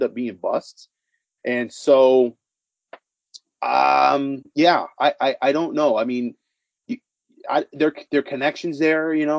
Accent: Inland Empire, California, United States; I'm from the IE, so I'm not from Central California

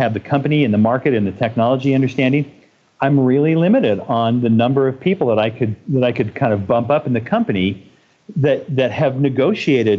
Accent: Boston, Massachusetts, United States; I also was born and raised in Boston

